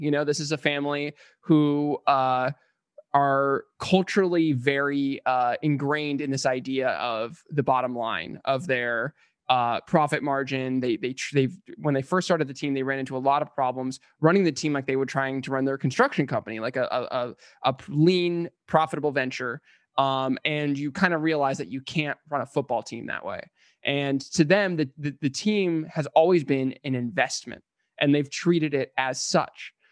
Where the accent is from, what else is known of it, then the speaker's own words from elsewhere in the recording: San Diego, California, United States; moved away as an adult; now in Los Angeles, United States; we're both born and raised in San Diego, Ben and I, um, and I've lived in L A since twenty thirteen